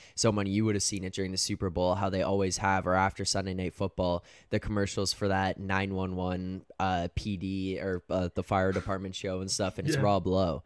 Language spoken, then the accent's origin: English; Canada; Even as a Canadian